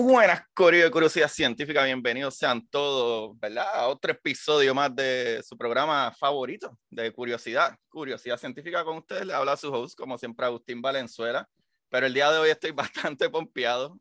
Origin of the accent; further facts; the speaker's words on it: Puerto Rico; yo soy el único puertorriqueño que está haciendo podcast de ciencia